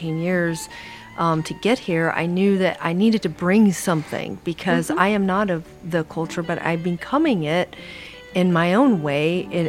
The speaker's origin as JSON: {"language": "English", "country": "India", "tie": "born or raised there", "said": "They did that in my hometown in India."}